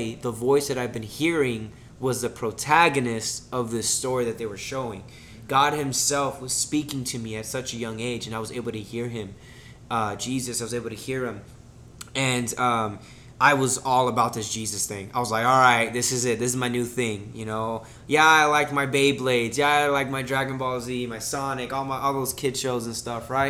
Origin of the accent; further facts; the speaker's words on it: Kissimmee, Florida, United States; also born or lived in Miami, Florida; we moved back to Kissimmee. Well, moved to Kissimmee, all right, because I was born in Miami